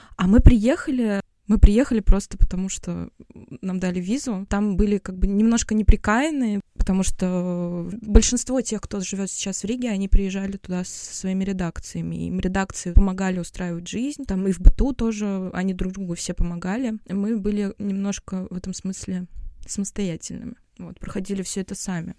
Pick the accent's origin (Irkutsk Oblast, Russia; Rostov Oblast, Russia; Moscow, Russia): Moscow, Russia; moved away as an adult; also born or lived in Tashkent, Uzbekistan / Latvia; now in Berlin, Germany; Мы родились в Москве, мы всю жизнь жили в Москве.